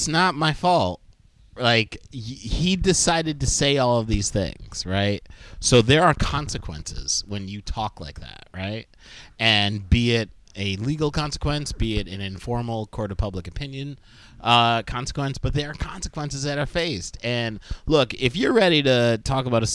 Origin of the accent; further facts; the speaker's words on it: Binghamton, New York, United States; my hometown, Binghamton